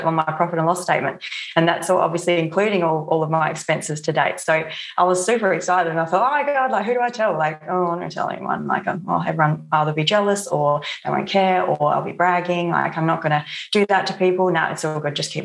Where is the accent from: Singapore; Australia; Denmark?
Australia; Barossa Valley, South Australia; I'm from the Barossa Valley in South Australia